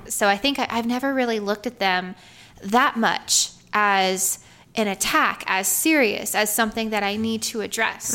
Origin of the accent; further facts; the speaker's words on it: Georgia, United States; I'm from Georgia